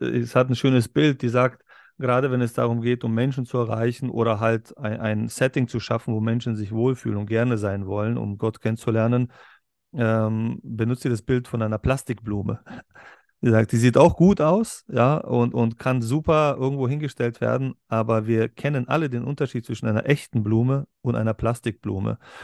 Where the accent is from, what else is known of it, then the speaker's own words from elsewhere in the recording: Berlin, Germany; Wir kommen beide ja aus Berlin, aber aus zwei verschiedenen Welten in Berlin